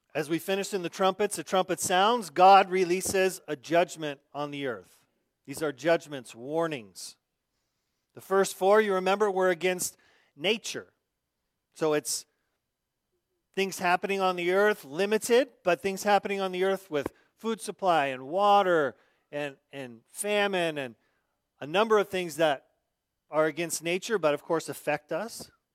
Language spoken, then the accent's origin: English; Arizona, United States; growing up in Arizona